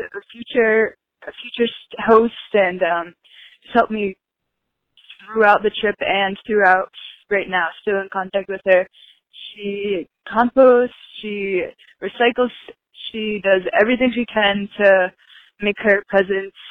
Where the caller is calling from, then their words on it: Rhode Island, United States; I am calling from Rhode Island